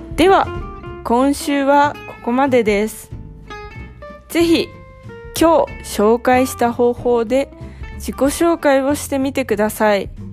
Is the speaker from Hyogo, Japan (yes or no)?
no; Ehime, Japan; now in Thailand; 出身は愛媛県です。